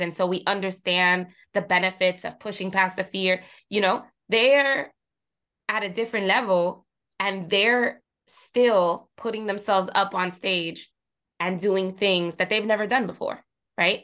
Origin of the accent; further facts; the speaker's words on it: Jersey City, New Jersey, United States; I come from Jersey City, right? And I'm Puerto Rican. So I grew up surrounded by people that look like me